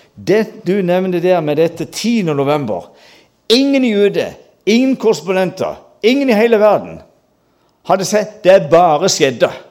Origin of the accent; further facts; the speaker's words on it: Mandal, Agder, Norway; Jeg gikk på folkeskole hjemme i Mandal